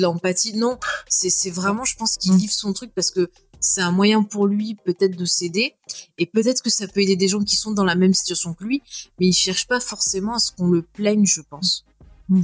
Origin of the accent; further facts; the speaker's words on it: France; quand on est français